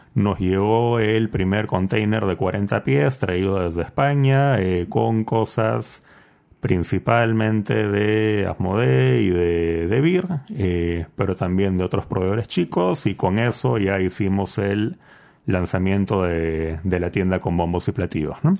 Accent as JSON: {"language": "Spanish", "country": "Peru", "also_born_or_lived": "United States / Chile", "moved": "as an adult", "said": "luego yo me fui de Perú, estuve viviendo eh, dos años en Estados Unidos, cuatro años en Chile."}